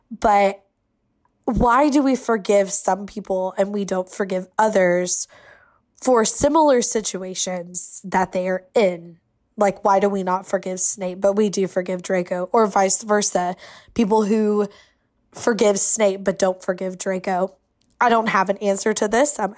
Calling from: Atlanta, Georgia, United States; from Atlanta, Georgia.

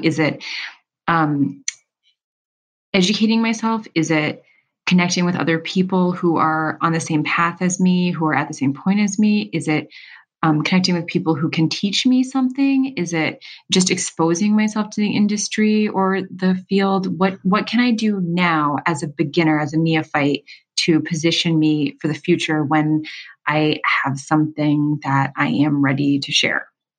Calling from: Los Angeles, California, United States; Hi, Seth. … I am calling from Los Angeles, California.

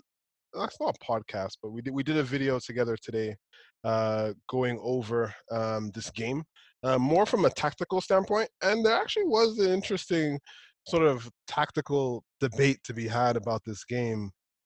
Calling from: Las Vegas, Nevada, United States; I'm joining from Las Vegas.

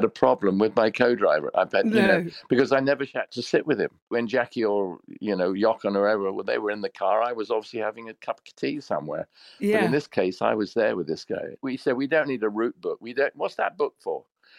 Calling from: Boca Raton, Florida, United States; Boca Raton in Florida. It's 95 degrees or something.

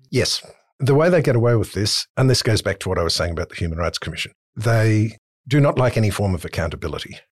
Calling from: Manly, New South Wales, Australia; from Manly.

